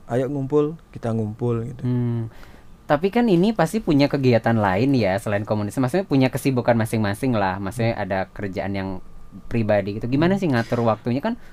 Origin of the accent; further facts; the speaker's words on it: Bali, Indonesia; kita semua dari Bali sih